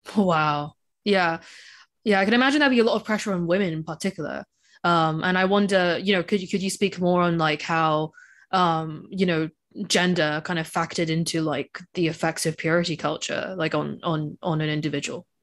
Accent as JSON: {"language": "English", "country": "Hong Kong", "tie": "born or raised there", "said": "I grew up in Hong Kong"}